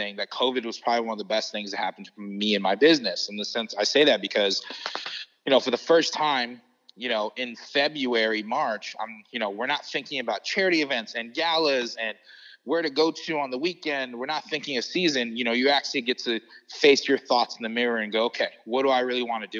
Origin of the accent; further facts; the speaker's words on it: United States; moved away; also born or lived in New Jersey; I grew up in New York, New Jersey. I'm Filipino and Puerto Rican.